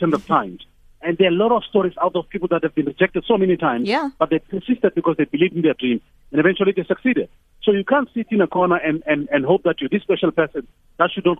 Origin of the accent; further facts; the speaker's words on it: Tembisa, Gauteng, South Africa; I'm from Tembisa and now I live somewhere else.